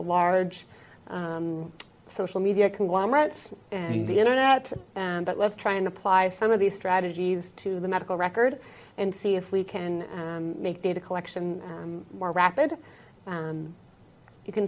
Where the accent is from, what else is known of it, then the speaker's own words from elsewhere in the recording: Seattle, Washington, United States; moved away as an adult; now in Minnesota, United States; I am originally from Seattle, Washington, but I've been in Minnesota